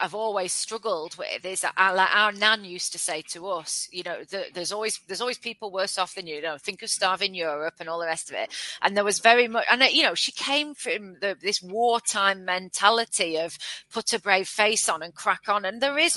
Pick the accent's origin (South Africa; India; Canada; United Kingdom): United Kingdom; we're very British